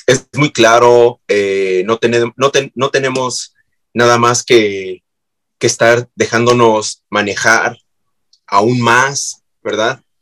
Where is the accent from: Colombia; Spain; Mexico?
Mexico; yo soy mexicano